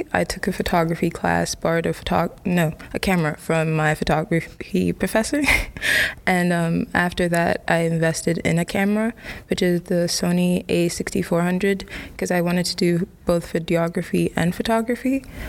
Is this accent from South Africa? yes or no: no; Ghana; English is a second language; now in London, United Kingdom; I'm a senior in Monmouth College. That question's a bit complicated. I'm from Ghana, but I currently live in London.